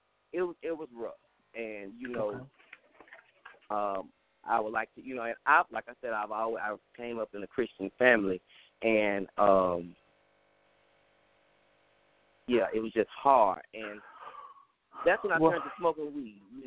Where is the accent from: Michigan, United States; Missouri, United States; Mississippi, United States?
Mississippi, United States; Cleveland; I'm originally from Cleveland, Mississippi